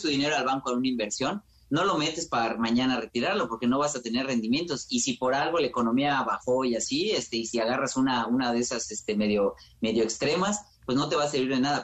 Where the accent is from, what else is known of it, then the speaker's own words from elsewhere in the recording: Mexico; entre nosotros como mexicanos